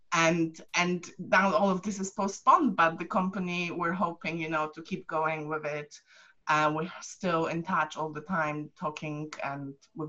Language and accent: English; Poland; now in United Kingdom; I'm from Poland